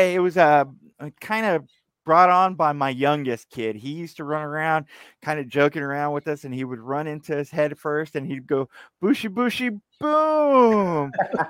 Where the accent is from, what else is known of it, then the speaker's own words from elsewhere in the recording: Texas, United States; Born and raised in Texas. I've been here all my life.